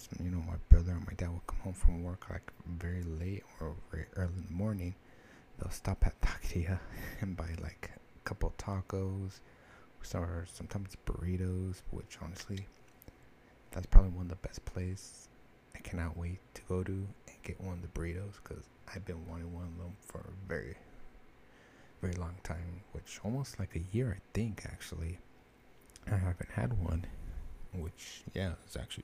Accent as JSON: {"language": "English", "town": "Fullerton", "region": "California", "country": "United States", "tie": "born or raised there", "moved": "as an adult"}